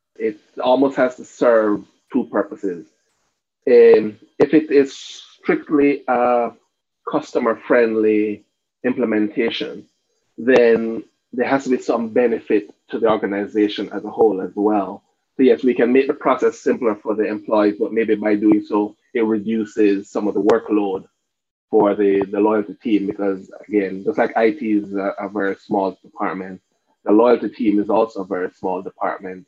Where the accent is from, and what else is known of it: Cayman Islands